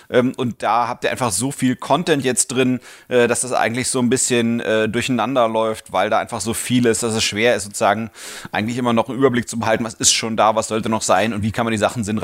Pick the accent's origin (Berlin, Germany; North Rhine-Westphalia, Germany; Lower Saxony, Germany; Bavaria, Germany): Berlin, Germany; Das bin ich. Ähm, ich bin aus Berlin, Online-Marketer und habe Spaß an Kniffligem.